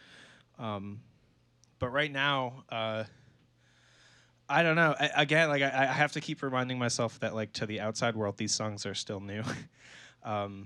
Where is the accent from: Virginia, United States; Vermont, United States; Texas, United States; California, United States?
Vermont, United States; Swanton; now in Burlington, United States; we grew up in Swanton